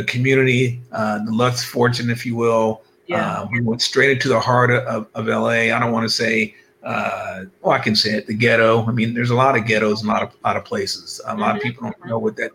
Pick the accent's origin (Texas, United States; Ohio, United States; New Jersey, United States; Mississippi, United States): Ohio, United States; Cincinnati; now in California, United States; I'm originally from Cincinnati, Ohio. And I claim that, although I've been out in California for over 20 years, Cincinnati, Ohio, Buckeyes